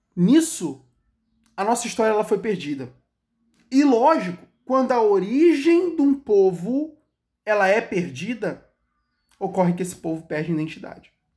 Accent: Brazil; Eu não sou israelense. A história do povo de Israel não é a minha história. Eu sou o elemento brasileiro

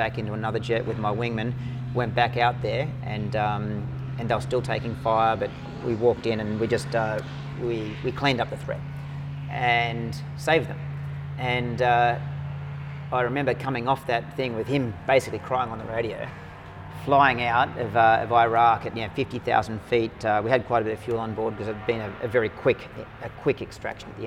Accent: Australia; I went in with my American squadron as an Australian officer

